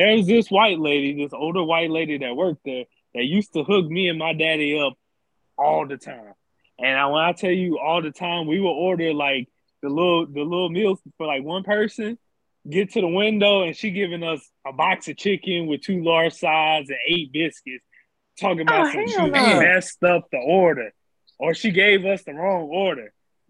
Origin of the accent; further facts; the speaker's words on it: Denham Springs, Louisiana, United States; I'm from Denton Springs, which is right outside of Baton Rouge, Louisiana.